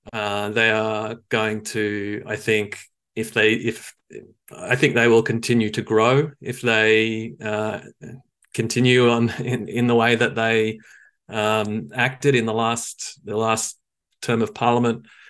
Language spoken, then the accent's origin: English; Australia; now in New Zealand; I grew up in in Australia